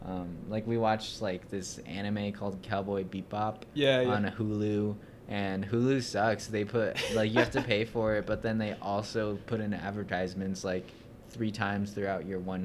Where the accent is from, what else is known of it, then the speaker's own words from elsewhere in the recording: United States; It's weird being Native American